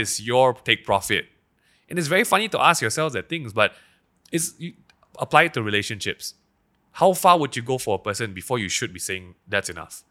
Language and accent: English; Petaling Jaya, Selangor, Malaysia; I grew up in Daman Sarawak-Tama schools